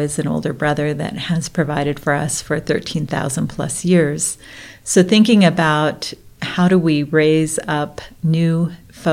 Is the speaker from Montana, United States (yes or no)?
yes; Blackfeet country, Montana, United States; I'm Ojibwe. I grew up in Blackfeet country.